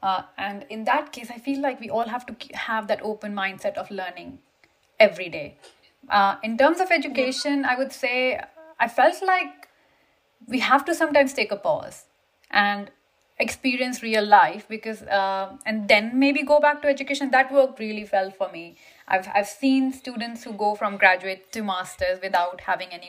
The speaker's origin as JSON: {"language": "English", "country": "India", "moved": "as an adult", "lives_now": "United Kingdom", "said": "I came from India to UK"}